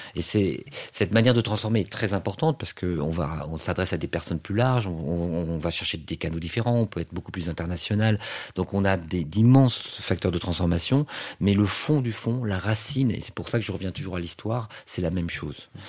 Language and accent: French; Toulouse, Occitania, France; je viens d'une euh, du sud-ouest de la France, je viens de Toulouse